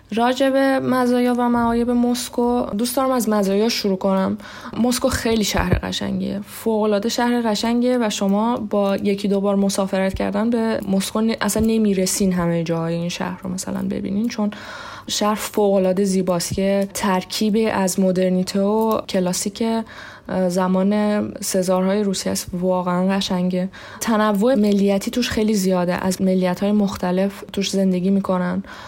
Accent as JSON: {"language": "Persian", "country": "Iran", "tie": "born or raised there", "moved": "as an adult", "lives_now": "Moscow, Russia", "said": "من توی ایران به دنیا آمدم توی ایران بزرگ شدم"}